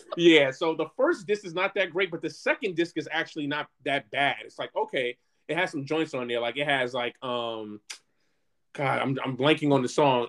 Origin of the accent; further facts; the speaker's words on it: New York, United States; growing up in New York